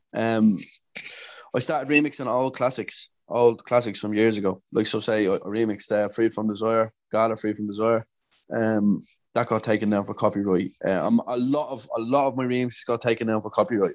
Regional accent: Dublin, Leinster, Ireland; I'm from Dublin in Ireland.

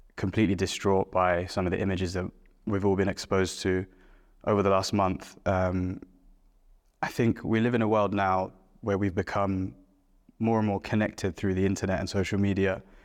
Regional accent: London, United Kingdom; born and brought up in London

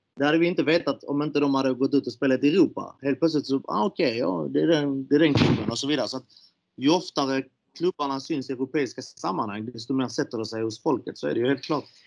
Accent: Malmö, Skåne, Sweden; jag är uppvuxen i Malmö

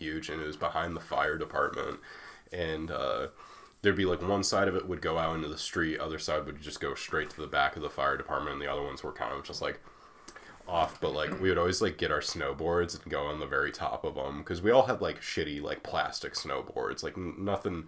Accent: small town Iowa, United States; moved away; in my hometown, we had the Thirsty Bulldog, which was like a bar and grill

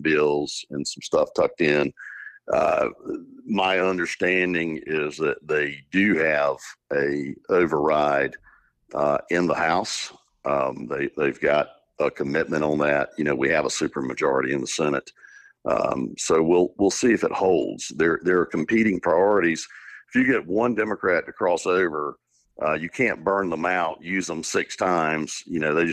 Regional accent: Eastern North Carolina, United States; I'm from Eastern North Carolina, and the people of the East are my people.

